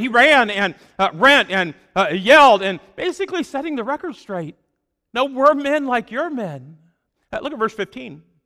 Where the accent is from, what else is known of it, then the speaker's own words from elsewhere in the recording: Fort Madison, Iowa, United States; moved away as an adult; also born or lived in Chicago area; I grew up in Fort Madison, Iowa. It was a small town